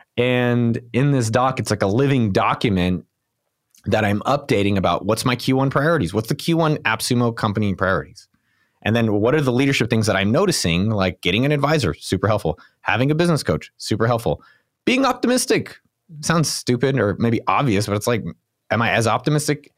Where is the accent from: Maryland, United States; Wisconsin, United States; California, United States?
California, United States; Silicon Valley; I grew up in Silicon Valley